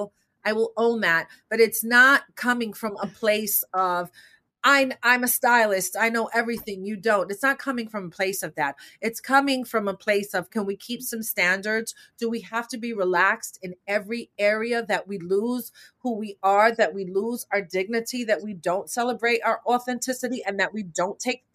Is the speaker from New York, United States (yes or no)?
yes; New York, United States; growing up in New York, growing up in my neighborhood